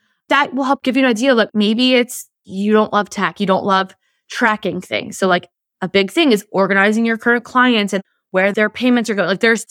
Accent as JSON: {"language": "English", "region": "New Jersey", "country": "United States", "said": "I'm from New Jersey. I'm passionate. We love to use language."}